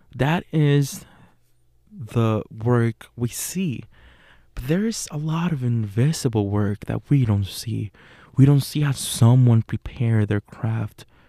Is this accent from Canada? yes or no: no; Puerto Rico; born or raised there; English is a second language; moved away as an adult; now in Pittsburgh, United States